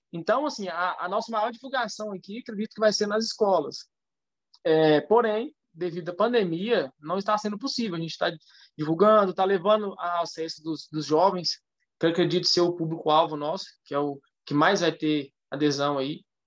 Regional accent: Curvelo, Minas Gerais, Brazil; sou nascido aqui em Curvelo também

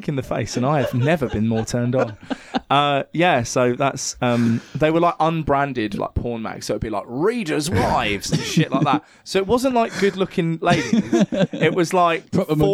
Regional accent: Cliffe, South East England, United Kingdom; my hometown, like where I grew up, there are a load of like old war bunkers. Because there was a fort in Cliff called Cliff Fort

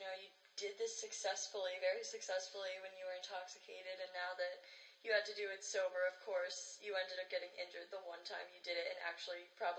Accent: New York, United States; moved away as an adult; now in Rhode Island, United States; I'm from New York.

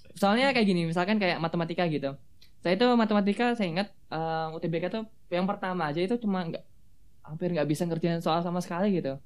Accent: Baleendah, Bandung Regency, West Java, Indonesia; moved away as an adult; also born or lived in Yogyakarta; SMA saya dari SMA Negeri 1 Balenda di Kabupaten Bandung

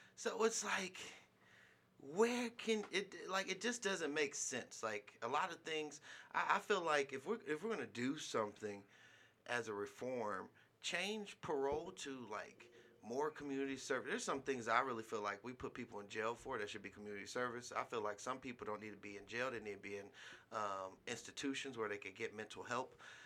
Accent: California, United States; now in Nevada, United States; being a Californian

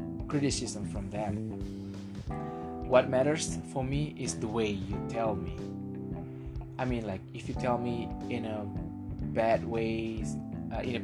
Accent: Indonesia; English is a second language; I'm from Indonesia. I don't always speak English every day

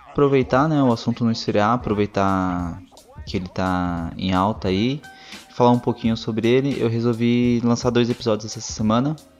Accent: Brazil; Eu sou brasileiro

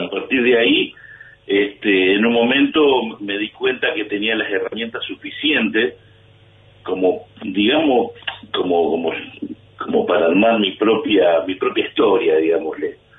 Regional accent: Laguna Paiva, Santa Fe, Argentina; moved away as an adult; now in Buenos Aires, Argentina; yo soy de Laguna Paiva, que es un pueblo, provincia de Santa Fe

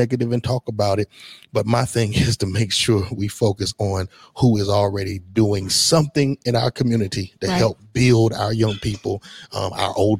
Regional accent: Hartsville, South Carolina, United States; I'm originally from Hartsville, South Carolina, and definitely just knowing where I grew up

